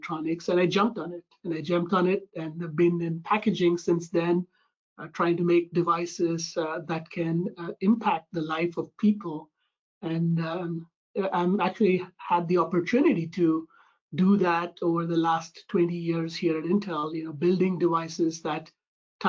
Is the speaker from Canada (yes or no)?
no; India; moved away as an adult; now in United States; I'm originally from India